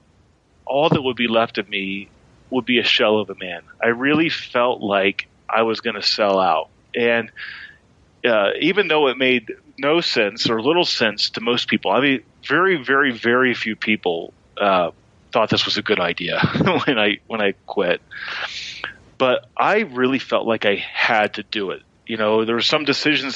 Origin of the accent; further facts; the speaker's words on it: Martinsville, Indiana, United States; moved away as an adult; also born or lived in Santa Barbara, California; I grew up where you're at now in Martinsville, Indiana